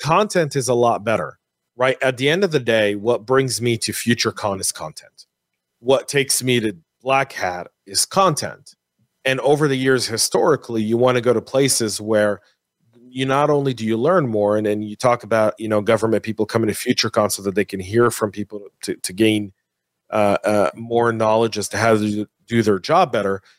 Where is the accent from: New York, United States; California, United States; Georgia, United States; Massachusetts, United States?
California, United States; San Francisco; it's my hometown, right? I was born in the Bay Area.